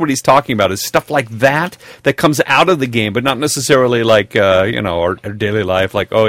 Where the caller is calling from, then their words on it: Sweden; I'm writing from Sweden to tell you of a gaming horror story. Now, Sweden is a great place to live in many ways.